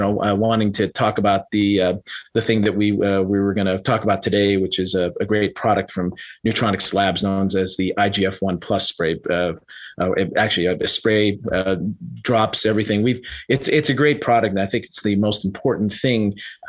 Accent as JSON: {"language": "English", "town": "San Francisco", "region": "California", "country": "United States", "tie": "born or raised there", "also_born_or_lived": "Reno, Nevada / Florida / Las Vegas, Nevada", "moved": "as an adult", "said": "I was originally born and raised in San Francisco and up in California"}